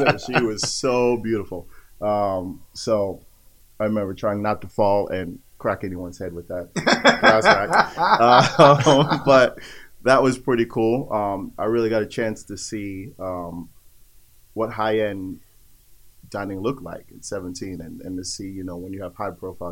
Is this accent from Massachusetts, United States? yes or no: no; New York City, New York, United States; I grew up in Greenwich Village, New York, and in Manhattan